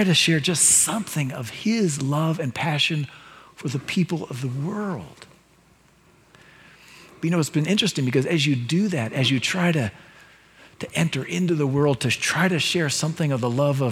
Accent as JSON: {"language": "English", "country": "United States", "said": "as an American Christian"}